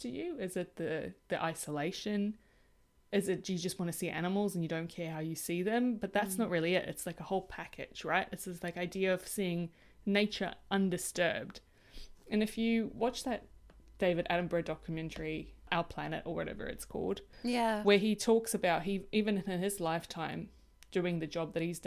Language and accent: English; South Africa; I am incredibly privileged that I grew up in Africa